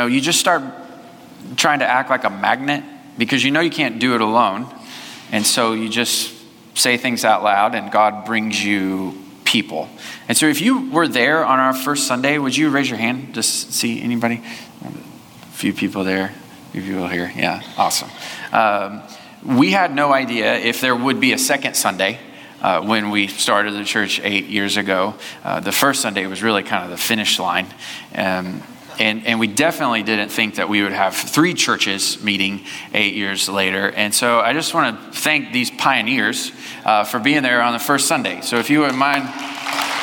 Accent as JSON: {"language": "English", "region": "Southwest Missouri", "country": "United States", "tie": "born or raised there", "moved": "yes", "lives_now": "Tomball, United States", "said": "I grew up in Southwest Missouri"}